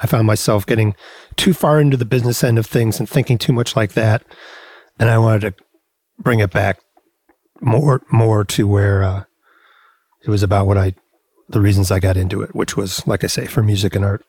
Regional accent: Rockford, Illinois, United States; also born or lived in Chicago, Illinois; I grew up in Rockford, Illinois, which is about 90 miles west of Chicago

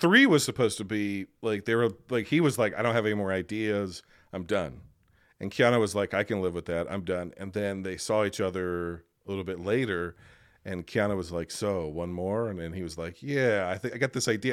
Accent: United States

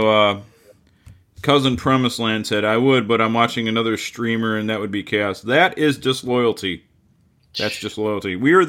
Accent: Roseville, Michigan, United States; People know we're from Roseville, Michigan.

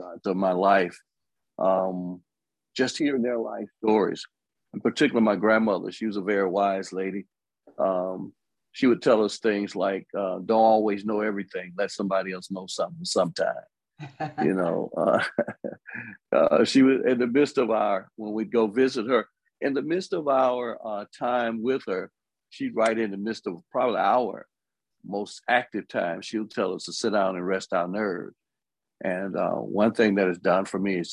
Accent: Birmingham, Alabama, United States; also born or lived in Tuscaloosa, Alabama; I'm from Birmingham, Alabama, born in Tuscaloosa, Alabama, more specifically, Daly Bottom and the bottom of Alberta City.

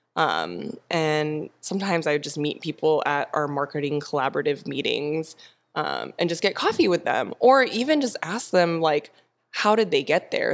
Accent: Temecula, California, United States; moved away as an adult; now in San Diego, United States; I grew up in Temecula, but I've been in San Diego for ten years

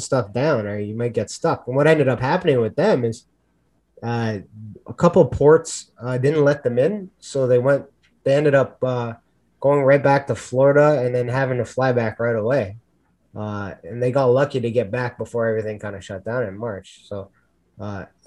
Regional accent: Canada; I would consider myself right now a prisoner in my own country

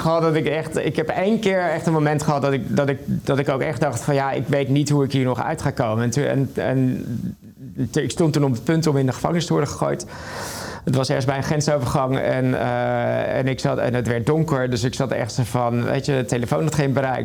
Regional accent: Netherlands; dan zeg ik Nederland

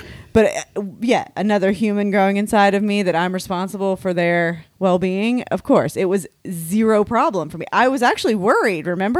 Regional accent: United States; I'm American.

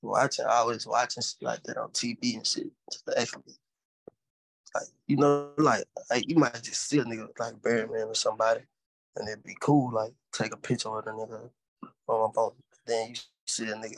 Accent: Natchez, Mississippi, United States; now in Houston, United States; I'm from Natchez, bro. From Natchez, Mississippi

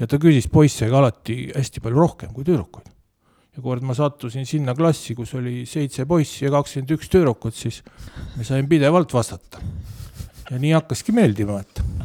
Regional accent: Otepää, Valga County, Estonia; ma kasvasin nagu maal

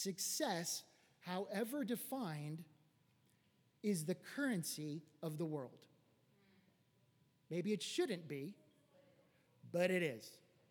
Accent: Los Angeles, California, United States; I was raised here in West Los Angeles

